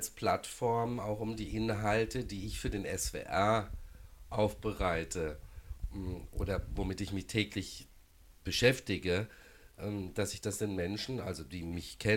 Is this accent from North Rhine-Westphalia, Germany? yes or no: no; Baden-Baden, Baden-Württemberg, Germany; also born or lived in Karlsruhe; ich habe auch früher in Karlsruhe gelebt, ähm, bin aus Baden-Baden. Das natürlich als Badener der KSC äh, emotional vielleicht mal näher ist.